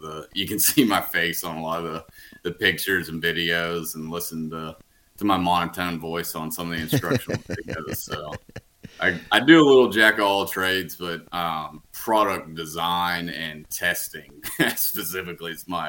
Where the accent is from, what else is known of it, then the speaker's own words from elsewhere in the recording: Huntsville, Alabama, United States; now in Birmingham, United States; yeah, I'm from Huntsville, right around there.